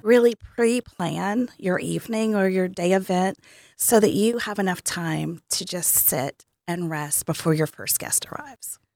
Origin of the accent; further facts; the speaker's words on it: Tennessee, United States; moved away; I am from Tennessee